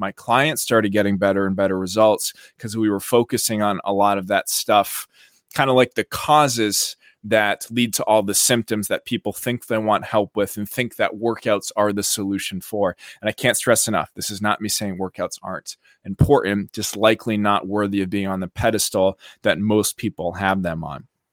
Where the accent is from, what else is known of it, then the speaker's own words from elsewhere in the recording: about an hour outside of Boston, Massachusetts, United States; moved away as an adult; also born or lived in South Beach, Florida; now in Miami Beach, United States; I grew up in Massachusetts, about an hour outside of Boston